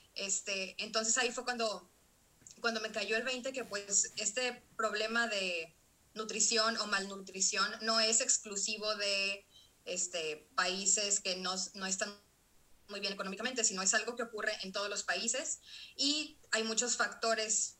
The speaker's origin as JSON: {"language": "Spanish", "country": "Mexico", "also_born_or_lived": "Monterrey", "said": "soy una mujer mexicana"}